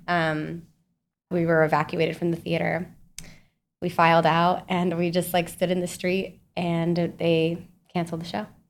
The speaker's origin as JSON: {"language": "English", "town": "Salt Lake City", "region": "Utah", "country": "United States", "tie": "born or raised there", "also_born_or_lived": "Kansas", "moved": "as an adult", "lives_now": "New York, United States", "said": "I'm from Utah, so I, like, grew up in the mountains"}